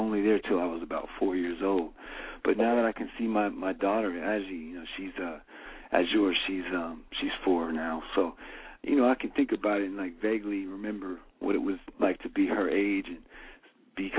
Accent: California, United States; I was growing up in California

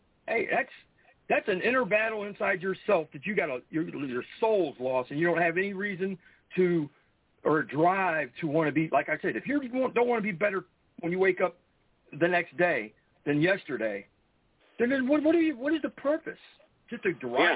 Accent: Akron, Ohio, United States; I'm from Akron, Ohio.

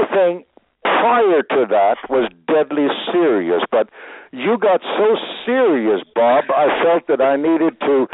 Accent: Sweden; moved away; I was born in Sweden

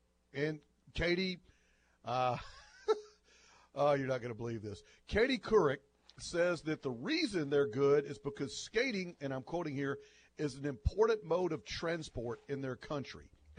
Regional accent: United States; I'm an American

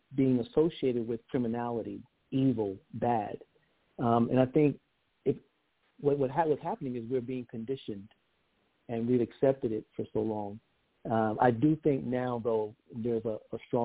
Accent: Georgetown, South Carolina, United States; I'm from Georgetown, South Carolina. We're just north of Charleston

